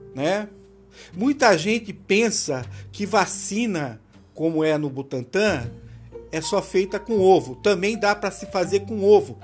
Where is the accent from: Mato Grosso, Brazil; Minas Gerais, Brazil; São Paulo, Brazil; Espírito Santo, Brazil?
São Paulo, Brazil; Rio Claro; also born or lived in Campinas, São Paulo; eu nasci em Campinas, São Paulo, né? Mas eu morei um tempo uh, em Rio Claro, lá quando era dois ou três anos